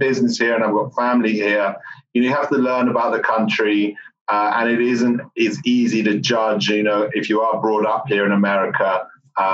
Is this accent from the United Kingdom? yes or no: yes; United Kingdom; moved away as an adult; now in United States; I'm British